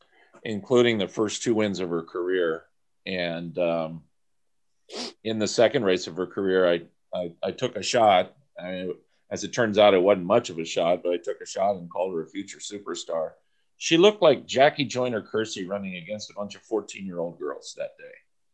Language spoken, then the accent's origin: English; San Diego, California, United States; I grew up in San Diego. In the summer times, we'd go out to Del Mar.